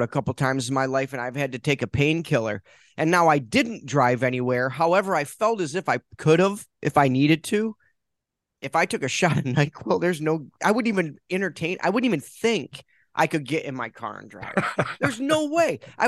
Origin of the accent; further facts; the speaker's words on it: Detroit, Michigan, United States; I'm like from the Detroit area